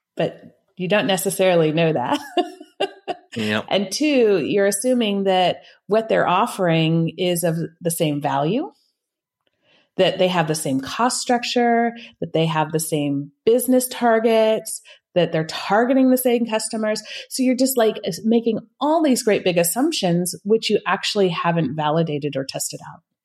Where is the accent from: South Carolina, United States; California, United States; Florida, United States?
California, United States; northern; moved away as an adult; now in Switzerland; I grew up in the States in California, northern, the northern part of California